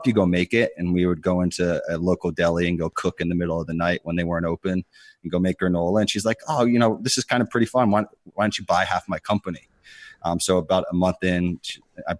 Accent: Connecticut, United States; also born or lived in Pittsburgh; I grew up in Connecticut

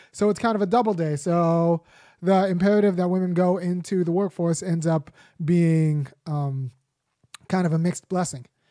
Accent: Los Angeles, California, United States; I'm still American because I was born in Los Angeles

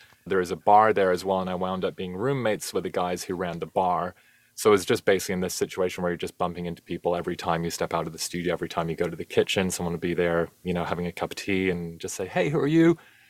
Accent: Canada; also born or lived in New Zealand; now in London, United Kingdom; I'm originally Canadian, lived in New Zealand as a teenager.

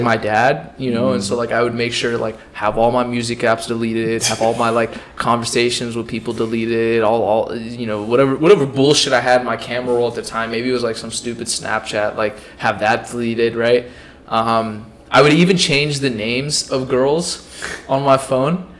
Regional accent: Pakistan; I'm Pakistani

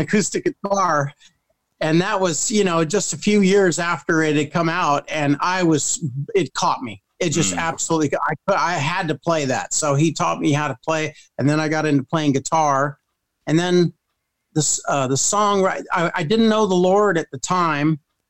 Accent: England, United Kingdom; also born or lived in Merced, United States; now in United States; My dad was in the Air Force, and I lived all my formative years, young years, I spent in England.

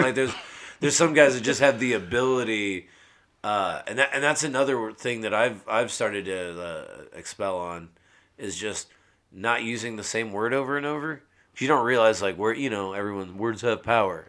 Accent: San Antonio, Texas, United States; moved away as an adult; also born or lived in Norman, Oklahoma; now in Oklahoma City, United States; I was born here in Norman, and then uh, raised in San Antonio

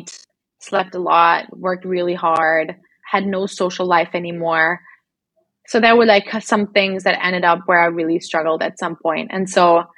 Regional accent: Berlin, Germany; moved away as an adult; also born or lived in Australia; I went from being in Berlin, growing up in Berlin, being in the same apartment all my life, same school all my life, to moving to Australia

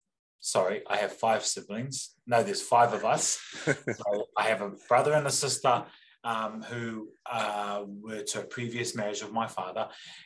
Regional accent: Australia; now in Hastings, New Zealand; I won't delve in too much, but born and raised in Australia, and when I returned here, I came back to my kahungunu side here in Hastings.

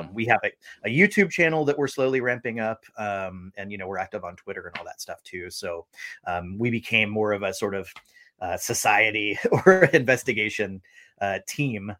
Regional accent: St. Augustine, Florida, United States; now in Seattle, United States; I'm living in Seattle, Washington, and I'm originally from St. Augustine, Florida

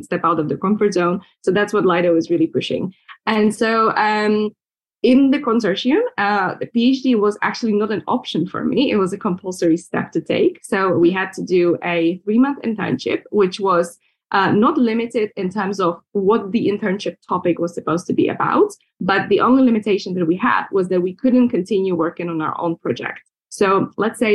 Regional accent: Slovakia; moved away as an adult; also born or lived in London, United Kingdom; I was born and raised in Slovakia

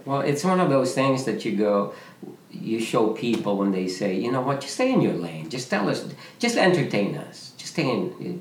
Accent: Philippines; moved away as an adult; me with other Filipino men, Junix, Robert, uh, Michael Williams, all those guys, we came from the Philippines

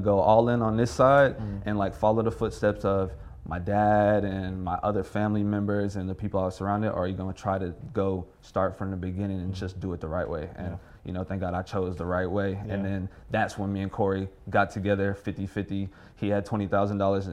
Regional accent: Houston, Texas, United States; I'm from Houston

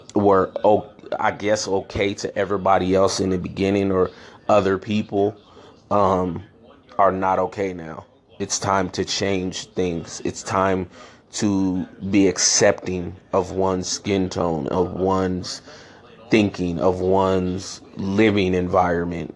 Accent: San Francisco, California, United States; also born or lived in Chicago, Illinois; I grew up in San Francisco um, California, born in Chicago, Illinois. I moved away from Chicago when I was three years old

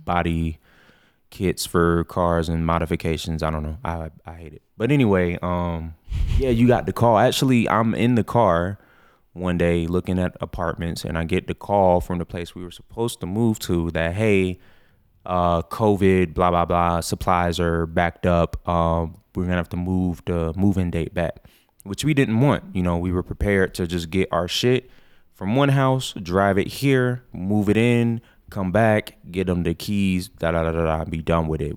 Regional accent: Orlando, Florida, United States; moved away as an adult; now in Colorado, United States; I'm from Orlando area

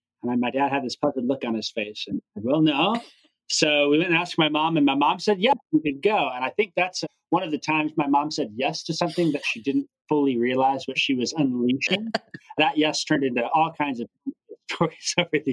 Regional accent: Gibson City, Illinois, United States; also born or lived in Southwest Oklahoma; I grew up in Gibson City, born and raised there

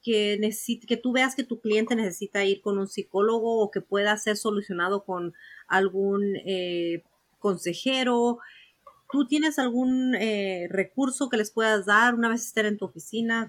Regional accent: Mexico; moved away; en México, de donde yo soy, de donde yo nací

